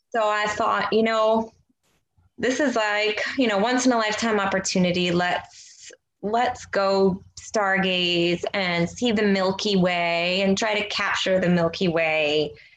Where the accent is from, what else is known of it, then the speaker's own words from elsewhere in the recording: Long Island, New York, United States; I grew up on Long Island